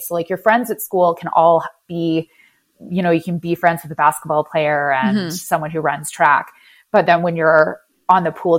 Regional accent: Canada; also born or lived in Moncton / Vancouver / Ottawa / Washington, District of Columbia, United States; I basically say that I'm a Canadian gypsy in a way.

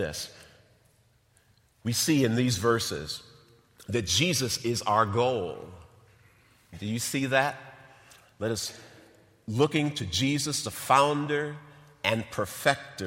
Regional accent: North Chicago, Illinois, United States; I grew up in North Chicago, grew up in Lake County

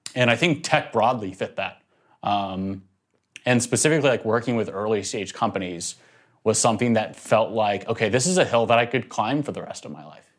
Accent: Nashville, Tennessee, United States; moved away as an adult; also born or lived in North Carolina; I actually grew up in Nashville, Tennessee

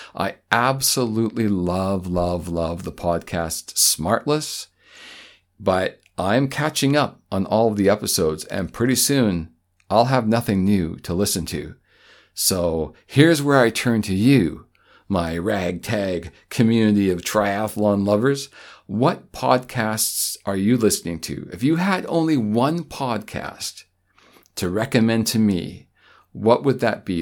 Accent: Canada; as a Canadian

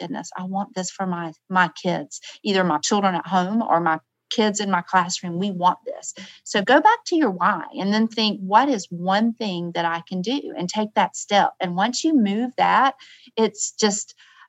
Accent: the South, United States; I'm from the South

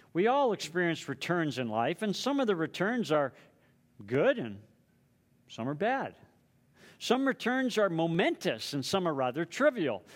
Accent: Southern California, United States; now in Hawaii, United States; I grew up in Southern California

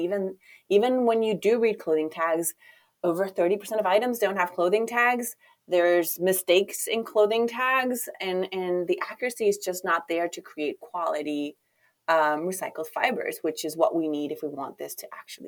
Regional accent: Chile; moved away; I'm originally from Chile

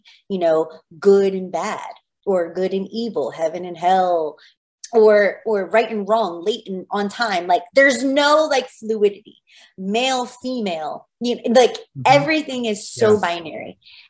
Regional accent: New Jersey, United States; now in Washington, DC, United States; I'm from Jersey.

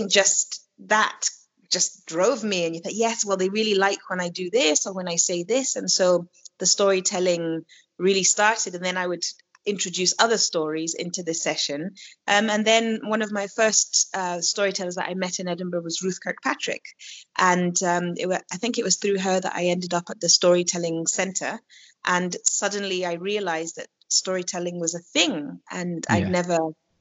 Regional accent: Kenya; accent: Kenyan; when I find myself with other Kenyan people, even when I speak English, my accent changes to a more Kenyan accent of speaking English

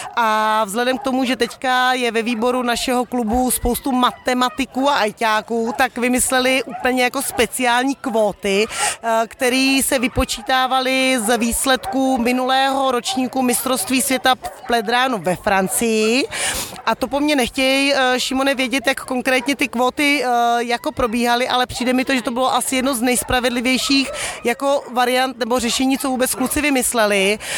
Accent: Czechia; jako Češi

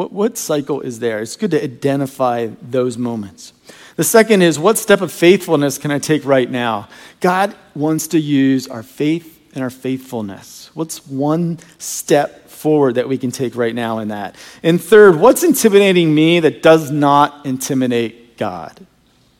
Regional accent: Virginia, United States; I grew up in Virginia, and I used to hunt all over the woods behind my house

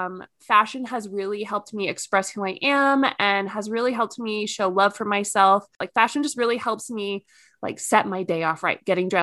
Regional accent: Southern New Hampshire, United States; now in Utah, United States; I'm originally from New England. I was born and raised in Southern New Hampshire, and now we live in Utah. I live with my husband and my two dogs

